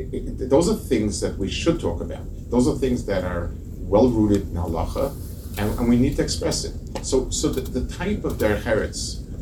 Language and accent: English; England, United Kingdom; You know, as English people, you can be quite cynical.